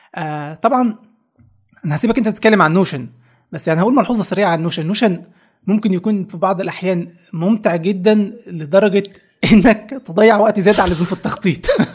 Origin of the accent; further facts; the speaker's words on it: Egypt; عندنا في مصر